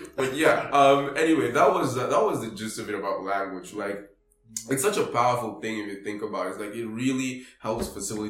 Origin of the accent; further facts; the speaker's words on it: Nairobi, Kenya; I grew up in Kibera.